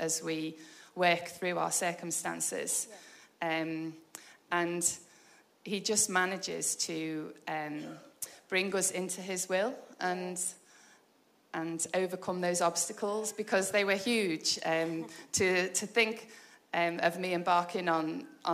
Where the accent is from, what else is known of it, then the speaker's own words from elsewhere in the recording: Liverpool, North West England, United Kingdom; moved away as an adult; also born or lived in Portugal; now in Warrington, United Kingdom; I'm originally from Liverpool. I'm 50 years old. I am married with 4 children. Lived in Liverpool until I got married